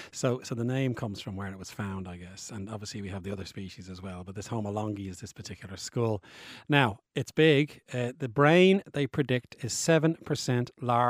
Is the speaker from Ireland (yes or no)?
yes; Bray, Ireland; my hometown of Bray County.